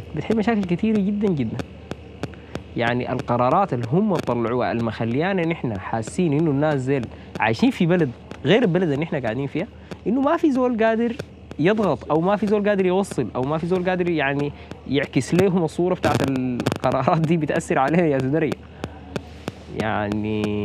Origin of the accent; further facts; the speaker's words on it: Sudan; نحن كشعب سوداني